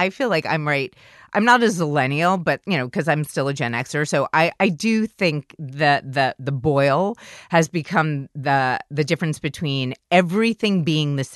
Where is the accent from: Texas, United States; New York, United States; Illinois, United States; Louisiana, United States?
New York, United States; New York City; I did not grow up in the Midwest. I grew up in New York City